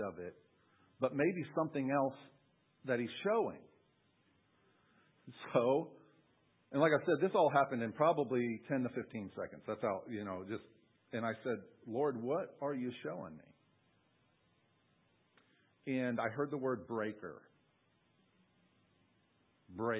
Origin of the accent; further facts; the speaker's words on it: Long Island, New York, United States; I grew up in New York on Long Island, and we lived right on the coast